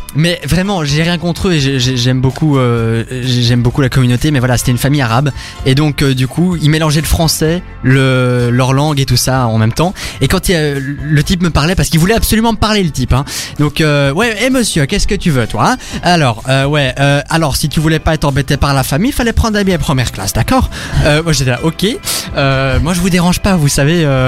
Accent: Arlon, Wallonia, Belgium; je venais d'Arlon

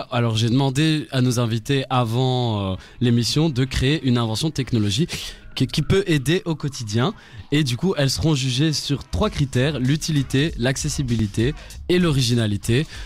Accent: France; J'aime la compète, euh, je viens de France

